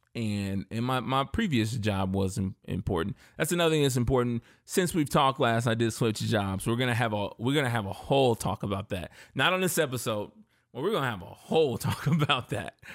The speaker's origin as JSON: {"language": "English", "region": "Indiana", "country": "United States", "said": "I'm from Indiana, but I'm a, I'm a Southern boy at heart in a lot of ways. And my family grew up in Memphis and Mississippi"}